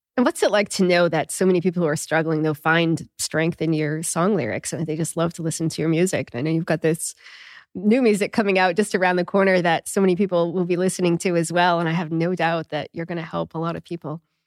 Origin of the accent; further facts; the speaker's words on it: New England, United States; I'm from New England too